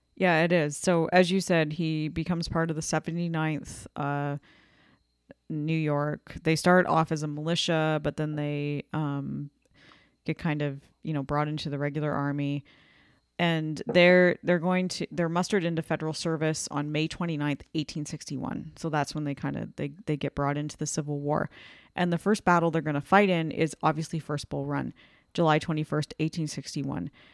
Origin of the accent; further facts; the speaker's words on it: Canada; I'm Canadian